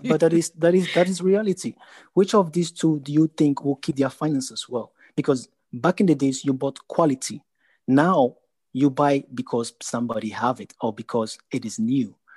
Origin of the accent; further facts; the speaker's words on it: Ghana; now in Netherlands; I'm a Ghanaian